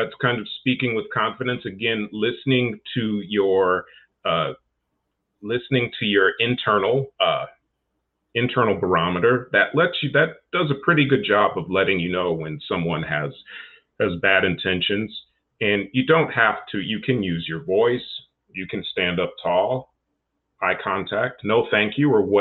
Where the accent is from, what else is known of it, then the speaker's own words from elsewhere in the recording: Chicago, Illinois, United States; I'm from Chicago as well